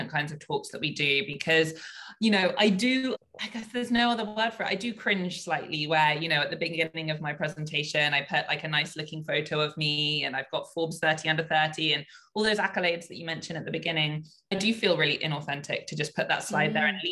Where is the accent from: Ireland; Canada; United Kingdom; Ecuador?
United Kingdom; moved away as an adult; now in Hong Kong; I was raised in the UK.